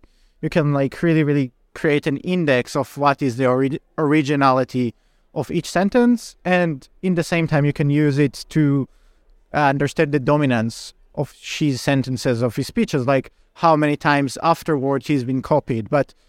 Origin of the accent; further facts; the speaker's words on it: Israel; English is a second language; I'm originally from Israel, so there is like a Rand Corporation study about China's economic statecraft in Israel